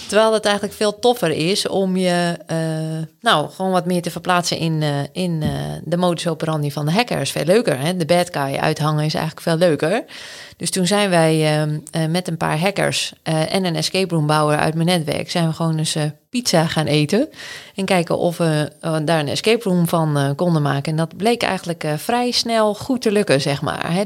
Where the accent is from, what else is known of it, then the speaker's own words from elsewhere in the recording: Anna Paulowna, North Holland, Netherlands; also born or lived in Den Helder; now in Groningen, Netherlands; ik ben opgegroeid in Annapalona. Dat is in de kop van Noord-Holland.